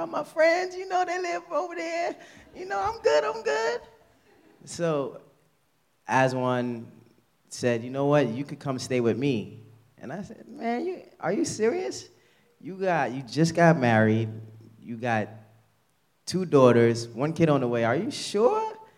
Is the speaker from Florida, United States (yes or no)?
no; New York City, New York, United States; also born or lived in Haiti / Westchester / Harlem; I grew up in Queens in an abusive home